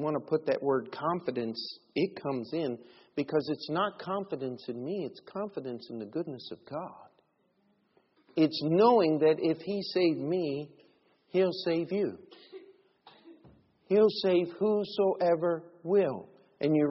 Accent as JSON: {"language": "English", "country": "United States", "said": "I'm an American"}